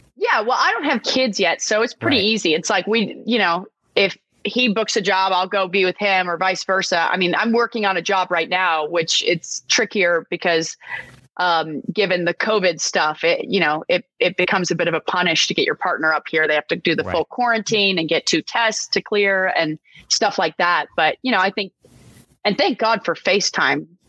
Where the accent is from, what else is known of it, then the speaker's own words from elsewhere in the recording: Texas, United States; moved away; I grew up in Texas. My family had a ranch